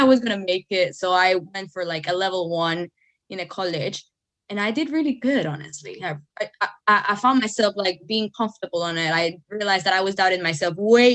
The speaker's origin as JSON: {"language": "English", "country": "El Salvador", "second_language": "English", "moved": "yes", "lives_now": "United Kingdom", "said": "I'm from El Salvador, Central America"}